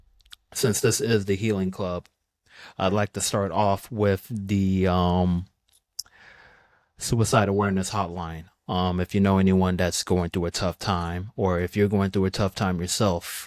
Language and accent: English; Georgia, United States; I'm from Georgia, and me being a Bulldogs fan